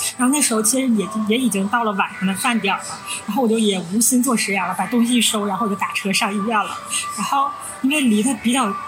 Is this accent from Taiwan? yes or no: no; Northeast China, China; 我们是三个来自东北的 ladies，